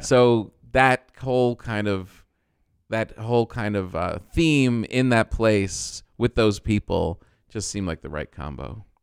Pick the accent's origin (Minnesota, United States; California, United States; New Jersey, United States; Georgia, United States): New Jersey, United States; I'm from Jersey